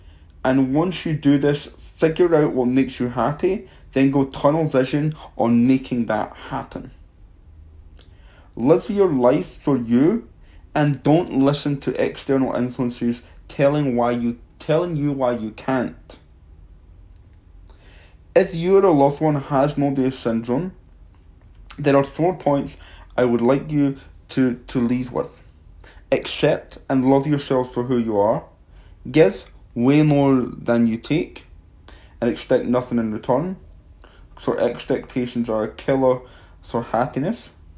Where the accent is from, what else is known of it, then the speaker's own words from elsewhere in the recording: Livingston, Scotland, United Kingdom; born there; I was born in Livingston, Scotland. As a kid growing up, my family always made me feel special